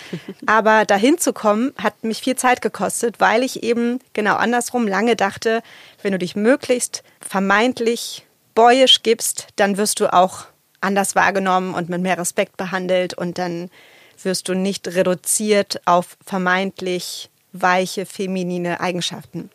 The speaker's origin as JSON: {"language": "German", "region": "Berlin", "country": "Germany", "tie": "born or raised there", "said": "ich bin im Plattenbau in Berlin-Lichtenberg aufgewachsen, als Kind afghanischer Einwanderer"}